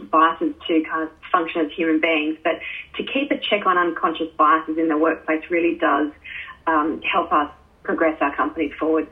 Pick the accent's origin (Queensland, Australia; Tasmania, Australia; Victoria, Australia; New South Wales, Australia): Queensland, Australia; North; you and I are both from North Queensland